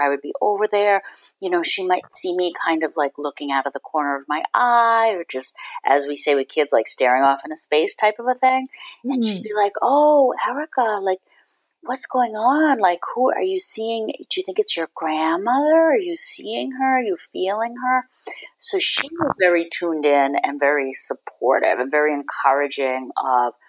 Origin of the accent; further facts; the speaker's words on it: Boston, Massachusetts, United States; also born or lived in San Francisco / Berkshires, Massachusetts / Cape Cod / Ireland; now in Swampscott, United States; I grew up in Boston City, so within the city proper limits